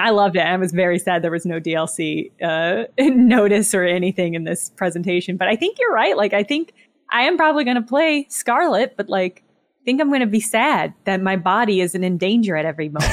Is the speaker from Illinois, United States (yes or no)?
yes; Southern Illinois, United States; moved away; also born or lived in Madison, Wisconsin; I'm from Southern Illinois originally, right across the river from Saint Louis.